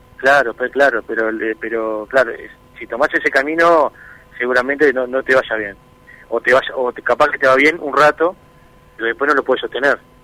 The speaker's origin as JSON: {"language": "Spanish", "country": "Uruguay", "said": "allá en, Uruguay tenemos una tranquilidad que, a veces es demasiado tranquilo, pero nos gusta eso"}